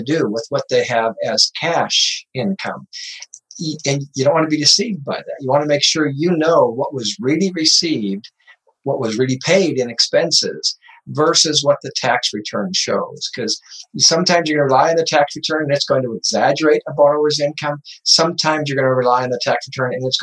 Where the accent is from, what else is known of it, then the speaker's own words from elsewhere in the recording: Butte, Montana, United States; I grew up in Butte, Montana, painting the old mines and the old buildings in cool downtown Butte